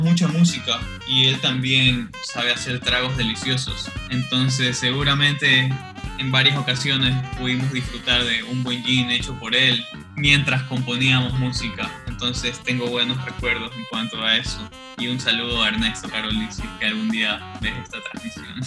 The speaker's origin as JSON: {"language": "Spanish", "town": "Guayaquil", "region": "Guayas", "country": "Ecuador", "also_born_or_lived": "United States / Quito", "said": "porque los dos somos de Guayaquil"}